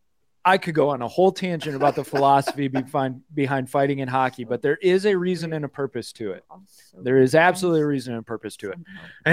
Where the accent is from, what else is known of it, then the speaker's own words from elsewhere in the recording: Michigan, United States; I grew up in Michigan, and I played hockey.